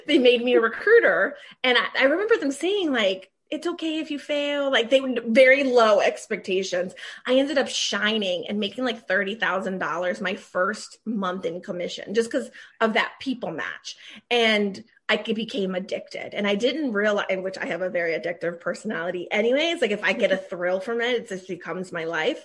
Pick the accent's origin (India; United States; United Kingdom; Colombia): United States; Maryland; also born or lived in Washington, D.C. area; I was raised in Maryland with my siblings.